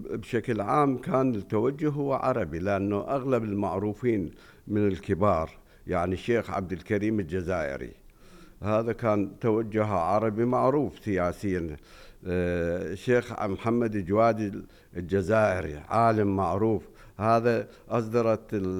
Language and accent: Arabic; Najaf, Najaf Governorate, Iraq; عندنا بالنجف